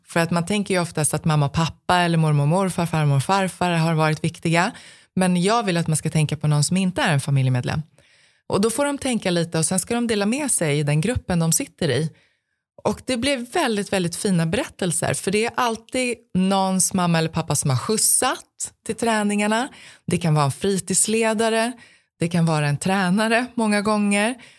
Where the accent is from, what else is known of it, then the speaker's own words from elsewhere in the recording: Stockholm, Stockholm County, Sweden; jag växte upp i södra Stockholm